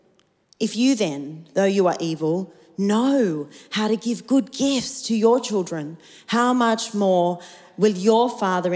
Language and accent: English; Australia; I'm about as colonial Aussie as you can get